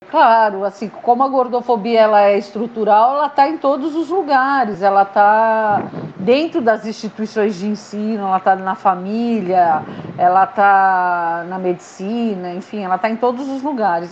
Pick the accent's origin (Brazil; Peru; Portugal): Brazil; São Paulo; moved away as an adult; also born or lived in Marília; now in Chapada dos Guimarães, Brazil; eu sou paulistana, mas uhum. eu saí de São Paulo para fazer faculdade no interior, em Marília